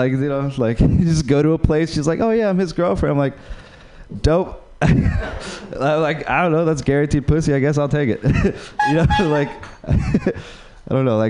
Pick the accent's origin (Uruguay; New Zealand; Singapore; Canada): Uruguay; English is a second language; moved away; I'm from Uruguay